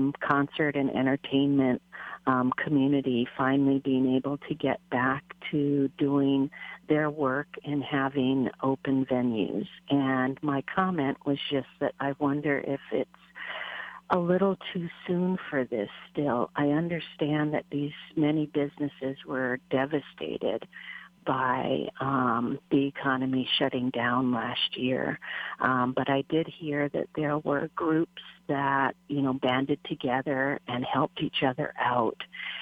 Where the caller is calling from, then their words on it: Kailua, Hawaii, United States; I'm calling from Kailua.